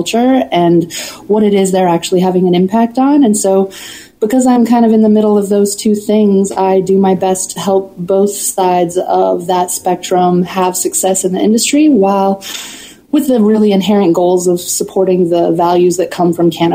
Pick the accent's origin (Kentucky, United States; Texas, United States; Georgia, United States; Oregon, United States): Oregon, United States; Southern; I grew up in Southern Oregon